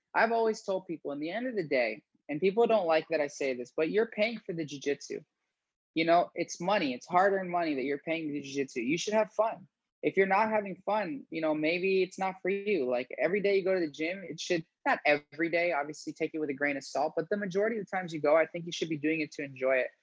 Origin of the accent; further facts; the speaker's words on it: Fort Myers, Florida, United States; also born or lived in Gainesville, Florida; I'm from Fort Myers, Florida